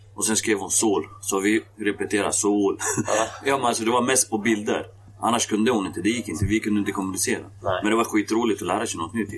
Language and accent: Swedish; Västerås, Västmanland, Sweden; also born or lived in Kosovo; Jag kom till Västerås 1995. Så 95 har jag bott i Västerås